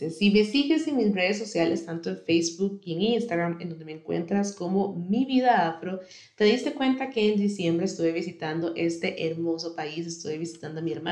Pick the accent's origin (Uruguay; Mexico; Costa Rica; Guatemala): Costa Rica; yo soy de Costa Rica, si me escuchas desde otro país, te sugiero que busques información de cómo puedes hacerlo en tu país